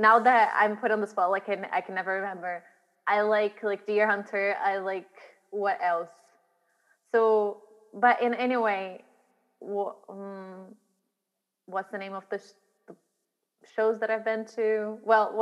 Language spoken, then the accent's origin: English; Brazil; moved away as an adult; now in Glasgow, United Kingdom; I grew up in Brazil